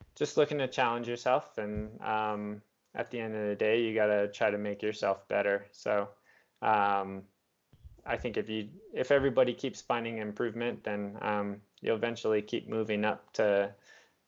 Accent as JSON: {"language": "English", "region": "Southwest", "country": "United States", "said": "I'm from the Southwest in the US"}